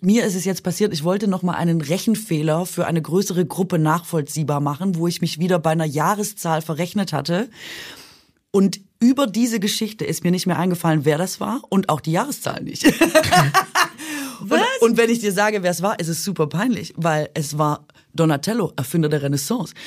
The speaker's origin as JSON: {"language": "German", "region": "Baden-Württemberg", "country": "Germany", "moved": "yes", "said": "ich komme ja aus Mahlzeitland eigentlich. Baden-Württemberg"}